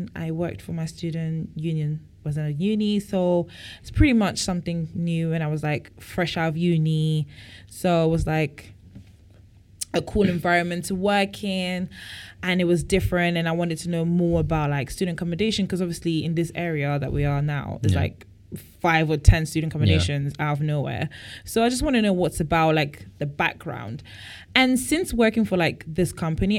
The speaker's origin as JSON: {"language": "English", "country": "Belgium", "also_born_or_lived": "Bujumbura, Burundi / Congo", "said": "And then we moved to Belgium."}